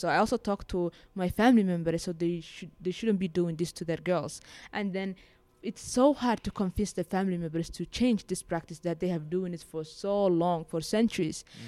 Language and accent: English; Somaliland, Somalia; moved away as an adult; now in Beirut, Lebanon; I was born in Somaliland and I grew up there and my, my family still lives there